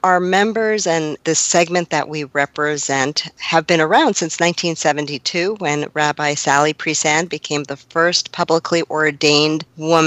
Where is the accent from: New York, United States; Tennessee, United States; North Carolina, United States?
New York, United States; Long Island; I was growing up in Long Island, right outside of the city.